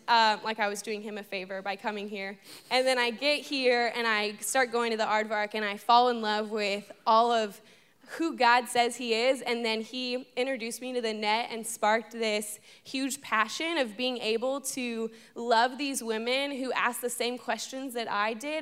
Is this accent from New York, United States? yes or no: no; Los Angeles, California, United States; moved away as an adult; now in Fort Worth, United States; I'm from Los Angeles, California